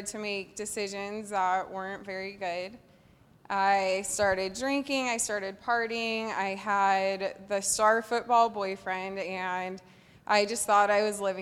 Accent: Los Alamitos, California, United States; I grew up in Los Alamitos, which is about 10 minutes away from Seal Beach.

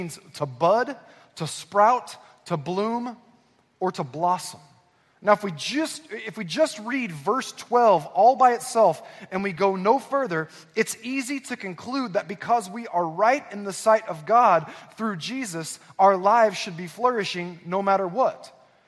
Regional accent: Southern California, United States; born or raised there; also born or lived in Northwest Arkansas

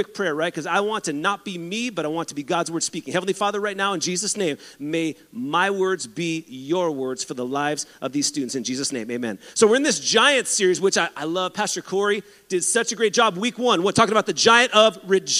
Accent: San Diego, California, United States; I grew up in San Diego

